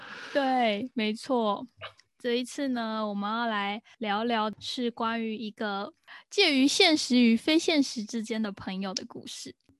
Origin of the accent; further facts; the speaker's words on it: Taiwan; also born or lived in Northern Ireland; 我们身为一个台湾人